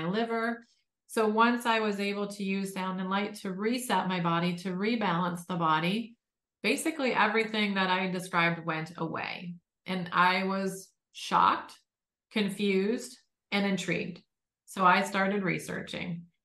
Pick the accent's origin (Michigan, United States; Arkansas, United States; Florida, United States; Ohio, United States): Michigan, United States; Detroit; born and raised in Detroit